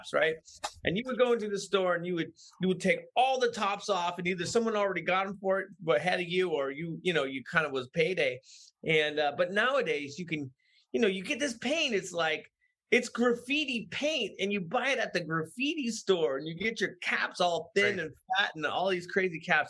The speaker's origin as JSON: {"language": "English", "town": "San Francisco", "region": "California", "country": "United States", "tie": "born or raised there", "said": "I grew up in San Francisco."}